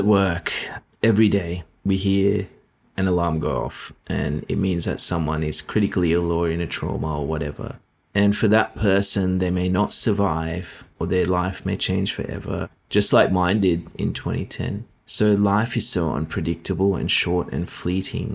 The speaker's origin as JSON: {"language": "English", "country": "Sri Lanka", "tie": "born or raised there", "moved": "yes", "lives_now": "Queensland, Australia", "said": "I come from Sri Lanka and I remember the kids that I went to school"}